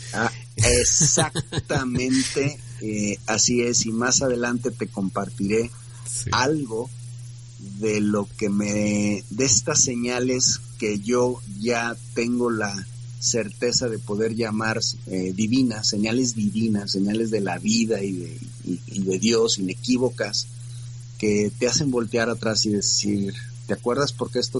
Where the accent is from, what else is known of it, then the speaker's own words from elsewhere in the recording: Guadalajara, Jalisco, Mexico; also born or lived in Mexico City; Yo radico aquí desde que tengo 3, cuatro años, nací en la Ciudad de México